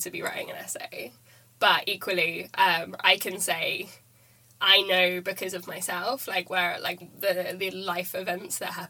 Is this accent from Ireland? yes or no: no; Germany; English is a second language; now in United Kingdom; I grew up in Germany